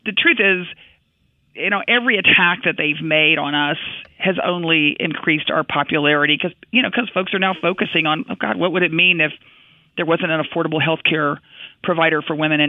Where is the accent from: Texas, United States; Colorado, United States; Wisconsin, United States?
Texas, United States; I am a Texan